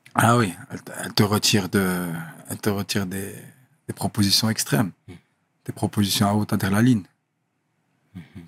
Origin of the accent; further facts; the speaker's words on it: Brussels, Brussels-Capital Region, Belgium; moved away; also born or lived in Thailand / Molenbeek; Bruxelles, je venais d'Eterbeek. Et j'ai grandi un peu à Scarbeck au début, puis Etterbeek